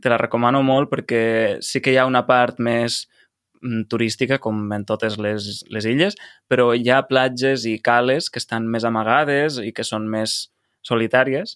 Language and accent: Catalan; Lleida, Catalonia, Spain; jo sóc de Lleida i a Lleida no tenim platja